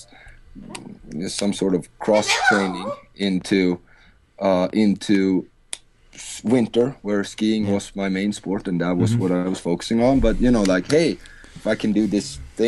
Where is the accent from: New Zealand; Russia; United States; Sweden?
Sweden; moved away; I'm from Sweden